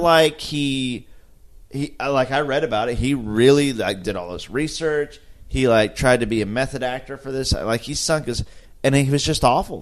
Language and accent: English; Oklahoma, United States; We're all from Oklahoma.